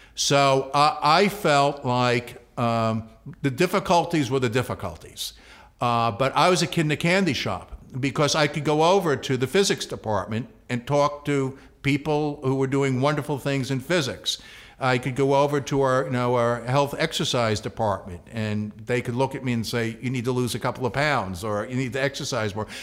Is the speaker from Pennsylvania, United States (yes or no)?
no; New York City, New York, United States; moved away; also born or lived in Connecticut; growing up in the Bronx